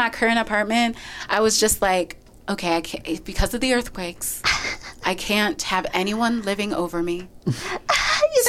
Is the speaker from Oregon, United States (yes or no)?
no; Michigan, United States; moved away as an adult; also born or lived in New York City; I'm from Michigan